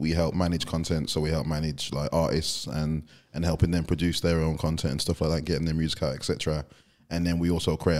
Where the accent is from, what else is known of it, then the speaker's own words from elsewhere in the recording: Walsall, West Midlands, United Kingdom; I'm from Walsall originally